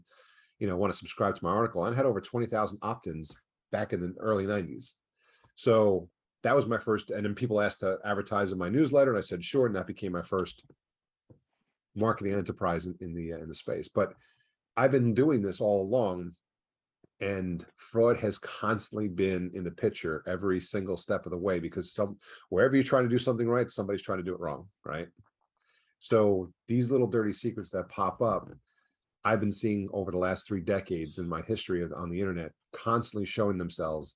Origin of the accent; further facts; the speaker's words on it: New York, United States; I'm originally from New York